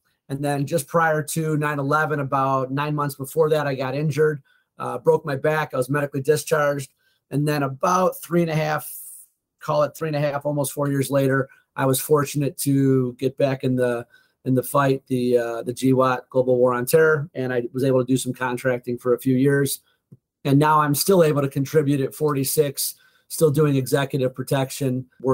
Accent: Oakbrook Terrace, Illinois, United States; I was born in Oak Brook Terrace, which is about a suburb about 20 minutes outside of Chicago. Middle class at best, blue collar

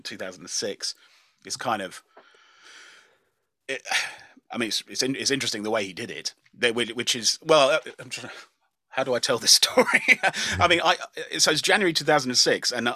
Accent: Dunstable, East of England, United Kingdom; I grew up in Dunstable in Bedfordshire

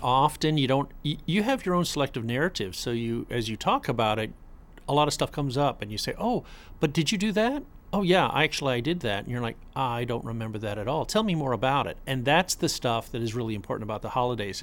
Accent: Boca Raton, Florida, United States; I grew up in Boca Raton

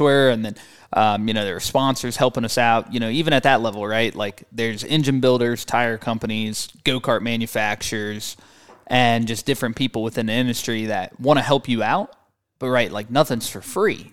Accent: St. Louis, Missouri, United States; I grew up in Saint Louis, Missouri.

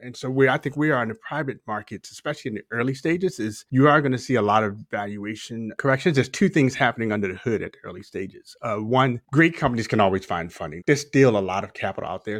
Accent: Baltimore, Maryland, United States; moved away; also born or lived in Texas; I'm a Baltimore native, kind of born and raised in Baltimore, spent some time in Texas

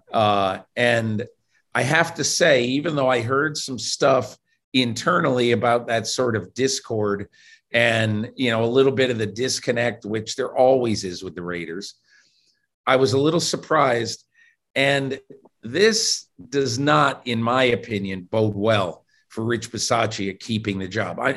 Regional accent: Northern Connecticut, United States; I grew up in Northern Connecticut back when winters were really winters.

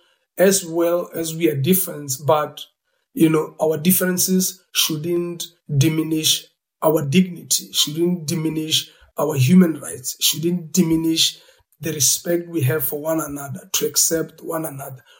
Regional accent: South Africa; as a South African coming from apartheid era

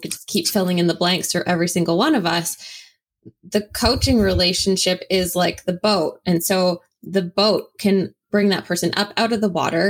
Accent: Canada; I'm Canadian and I went to the University of Guelph in Ontario

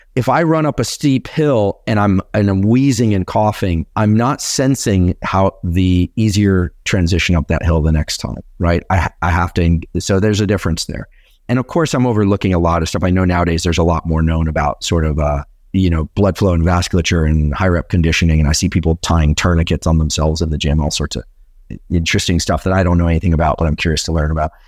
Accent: Silicon Valley, California, United States; I'm from Silicon Valley

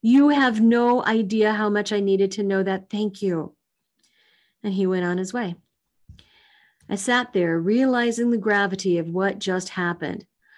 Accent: Missouri, United States; happened in my home state of Missouri.

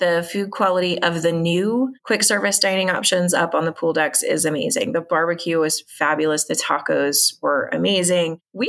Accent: Indiana, United States; We're from Indiana. I live about 7 miles from St. Elmo's Steakhouse and Harry and Izzy's Steakhouse

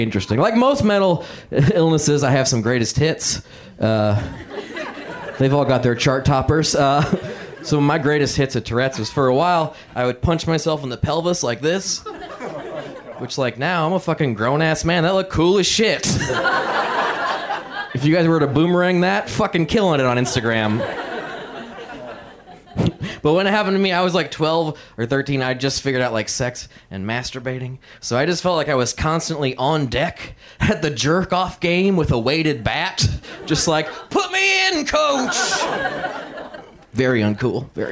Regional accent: Indiana, United States; I had a very weird childhood growing up in Indiana

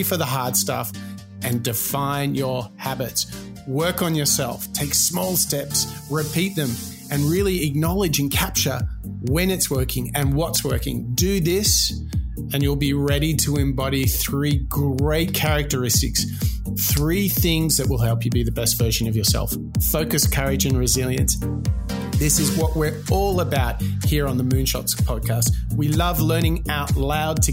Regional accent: Australia; I'm an Australian

